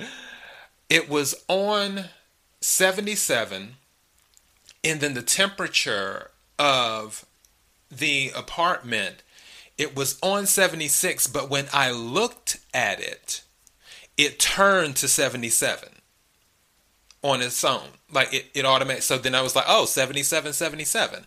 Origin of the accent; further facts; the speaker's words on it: South Carolina, United States; moved away; I'm originally from South Carolina